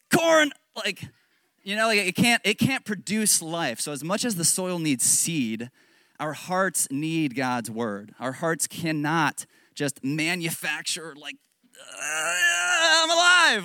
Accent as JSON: {"language": "English", "region": "Northern Virginia", "country": "United States", "said": "I'm from Northern Virginia"}